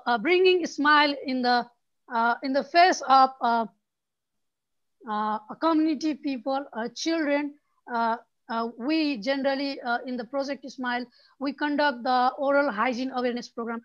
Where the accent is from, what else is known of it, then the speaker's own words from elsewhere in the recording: Nepal; I'm from Nepal